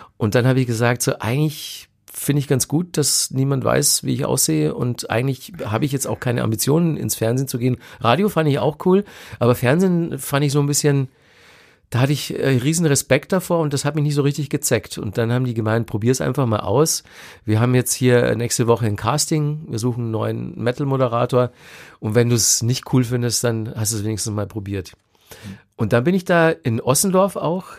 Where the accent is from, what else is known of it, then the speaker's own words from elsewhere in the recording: Ingolstadt, Bavaria, Germany; in Ingolstadt damals, wo ja. ich herkomme